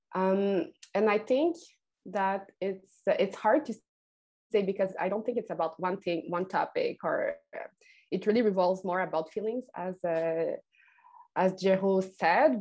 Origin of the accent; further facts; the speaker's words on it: Quebec, Canada; first language French; English is a second language; here in Quebec, I think we have a very special relationship to French and to English